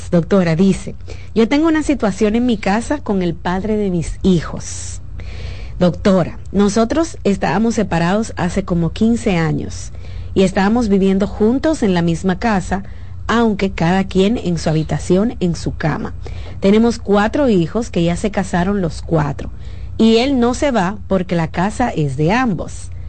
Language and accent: Spanish; Dominican Republic; now in abroad; Vivimos en, en, el extranjero, yo soy dominicana, él es de Europa.